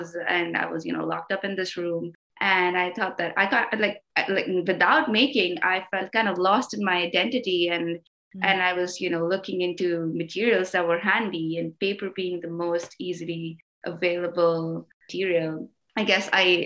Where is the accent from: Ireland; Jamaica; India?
India; moved away as an adult; now in Brooklyn, New York City, United States; And I did my undergrad back in India. That's where I'm originally from.